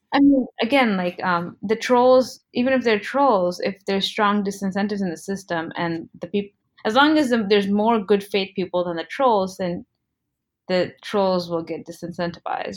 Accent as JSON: {"language": "English", "country": "United States", "tie": "born or raised there", "also_born_or_lived": "India", "said": "I was born in America, but my parents are both Indian and they immigrated here"}